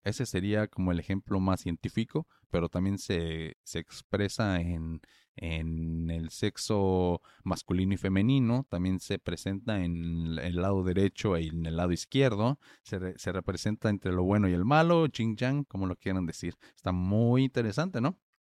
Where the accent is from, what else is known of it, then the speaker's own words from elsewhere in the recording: Morelia, Michoacán, Mexico; en Morelia, que es la ciudad donde yo nací y crecí